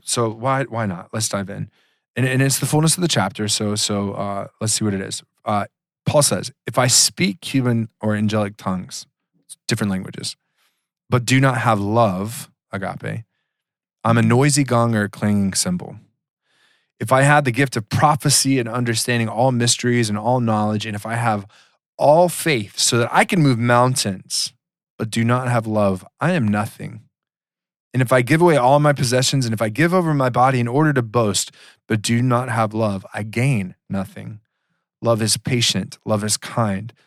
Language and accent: English; Georgia, United States; I grew up in Georgia